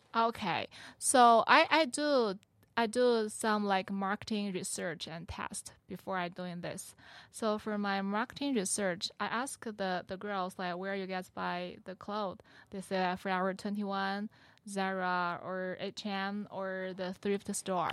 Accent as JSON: {"language": "English", "country": "China", "second_language": "English", "moved": "as an adult", "lives_now": "Metro Detroit, United States", "said": "I'm Chinese. I from China and, uh, I, I came here for school"}